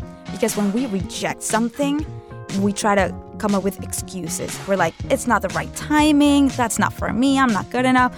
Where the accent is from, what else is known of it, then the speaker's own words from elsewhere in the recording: Venezuela; moved away as an adult; now in United States; growing up in Venezuela, one of the most dangerous countries in the world